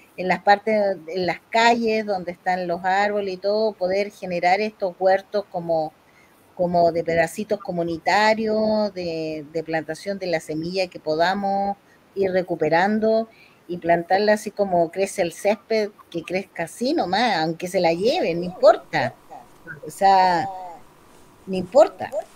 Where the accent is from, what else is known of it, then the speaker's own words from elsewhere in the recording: Chile; como chilenos